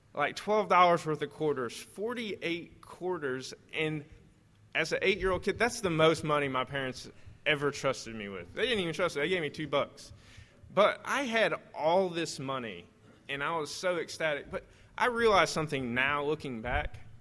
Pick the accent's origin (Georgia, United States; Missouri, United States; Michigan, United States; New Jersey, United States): Missouri, United States; southern; moved away; I actually did most of my growing up in Missouri, like southern Missouri.